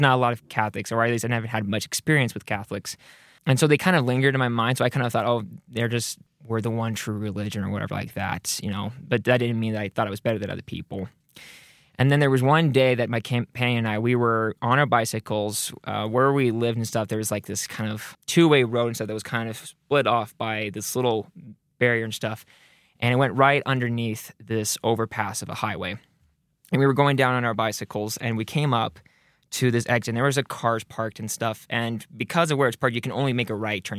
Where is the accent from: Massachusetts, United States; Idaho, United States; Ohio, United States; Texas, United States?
Idaho, United States; Rexburg; I grew up here in the Rexburg area